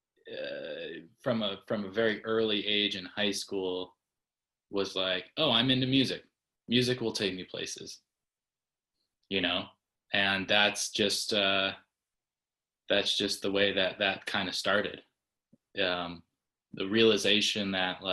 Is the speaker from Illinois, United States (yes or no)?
yes; Batavia, Illinois, United States; moved away as an adult; also born or lived in Minnesota / Chicago; At the suburbs of Chicago